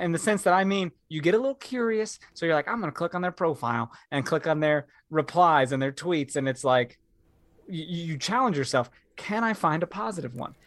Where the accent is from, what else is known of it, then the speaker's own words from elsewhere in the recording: Topeka, Kansas, United States; living in Kansas, I felt that, but I grew up in Topeka, Kansas